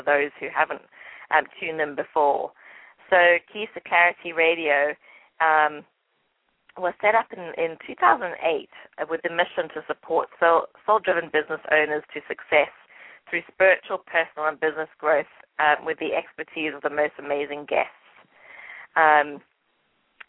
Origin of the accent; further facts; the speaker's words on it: England, United Kingdom; accent: English; it's probably my English accent